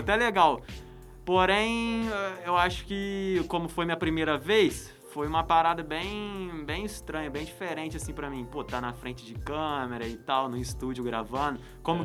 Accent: Resende, Rio de Janeiro, Brazil; Eu sou de Resende

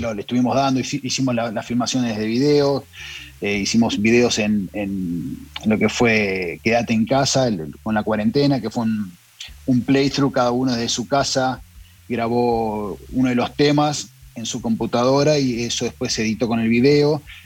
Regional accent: Argentina; now in Los Angeles, United States; yo y Burton, que somos el bajista y Burton es el guitarrista, somos los argentinos

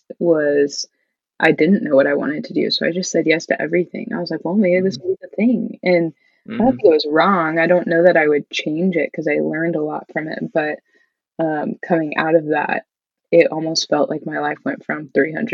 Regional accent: Midwest, United States; growing up in the Midwest, where most people are Lutheran or Catholic, there just weren't a lot of kids at our church

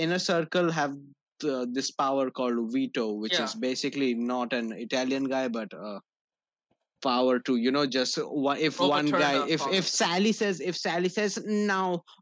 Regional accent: India; as an Indian

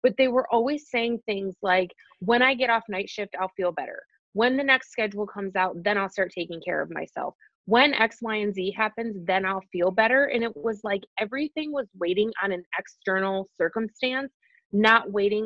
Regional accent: right outside of Detroit, Michigan, United States; moved away as an adult; also born or lived in Colorado; I was born and raised right outside of Detroit

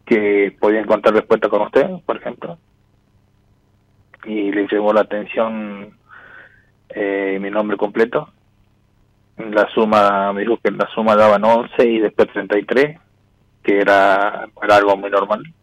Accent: Salta, Argentina; Yo sí de Salta.

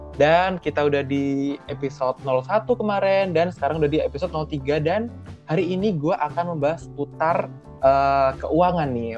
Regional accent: Surabaya, East Java, Indonesia; moved away as an adult; also born or lived in Jakarta / Tangerang; gue dari Surabaya nih merantau ke Jakarta atau Tangerang

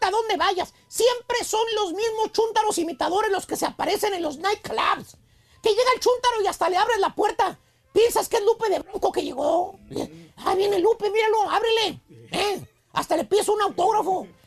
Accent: Durango, Mexico; Soy de México, de Durango.

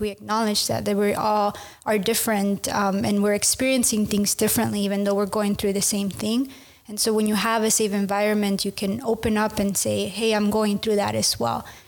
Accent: United States; moved away as an adult; also born or lived in Mexico; now in Amsterdam, Netherlands; I'm from uh, the US and Mexico, so I'm Mexican American

